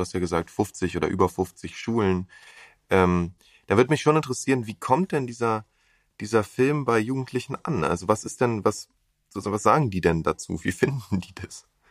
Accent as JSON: {"language": "German", "region": "Berlin", "country": "Germany", "said": "als Berliner"}